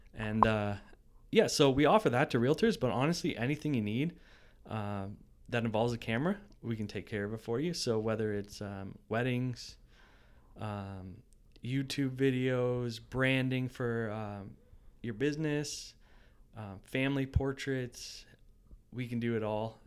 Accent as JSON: {"language": "English", "town": "Ancaster", "region": "Ontario", "country": "Canada", "tie": "born or raised there", "also_born_or_lived": "Burlington / Brantford / Dundas", "said": "I grew up in Ancaster"}